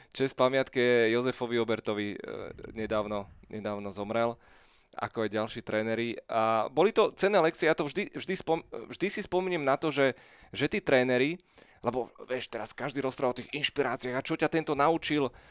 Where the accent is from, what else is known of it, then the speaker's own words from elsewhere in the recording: Bratislava, Bratislava Region, Slovakia; ja som bol úplne také tradičné petržalské dieťa